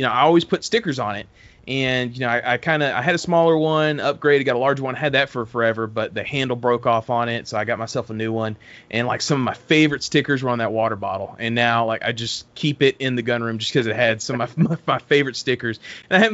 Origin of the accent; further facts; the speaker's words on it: around Lubbock and Amarillo, Texas panhandle, United States; moved away; also born or lived in Los Angeles, California / Alabama; I'm actually from Texas myself. I'm more from the panhandle around Lubbock and Amarillo